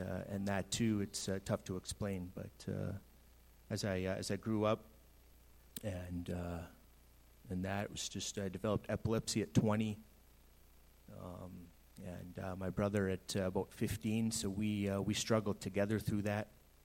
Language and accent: English; British Columbia, Canada; moved away as an adult; also born or lived in Saskatchewan / Kelowna; I went to BC in 1990. Grew up there